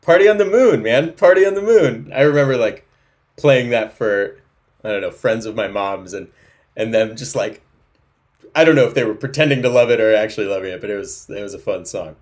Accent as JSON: {"language": "English", "town": "Fortuna", "region": "California", "country": "United States", "tie": "born or raised there", "moved": "yes", "lives_now": "Seattle, United States", "said": "I was born in Humboldt County on a goat farm in an Airstream trailer on a, in a field of thistles"}